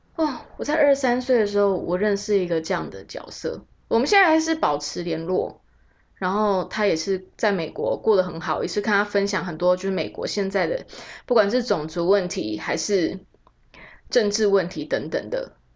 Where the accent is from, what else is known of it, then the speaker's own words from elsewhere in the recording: Taiwan; also born or lived in New York; 我就是一个来自台湾的孩子